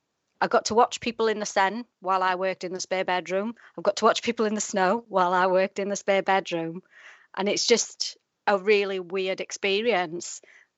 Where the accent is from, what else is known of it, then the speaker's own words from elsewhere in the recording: Wales, United Kingdom; moved away as an adult; now in Doncaster, United Kingdom; I live in Doncaster, but I'm originally from South Wales. I moved here sort of 10 years ago, and I can't quite shake my accent off, although when I go home, they tell me I'm Northern.